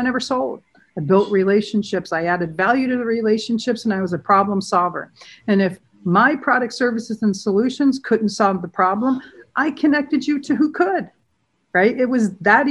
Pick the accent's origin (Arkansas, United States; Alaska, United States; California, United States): California, United States; San Diego; I grew up in a beach town in San Diego. I grew up in Pacific Beach